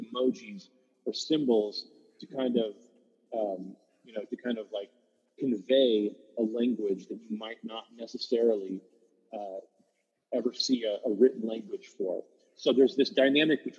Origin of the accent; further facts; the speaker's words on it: Chickaloon, Alaska, United States; we're from Chickaloon